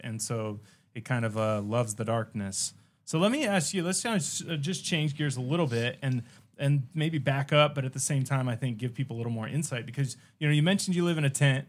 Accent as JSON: {"language": "English", "country": "United States", "said": "as an American"}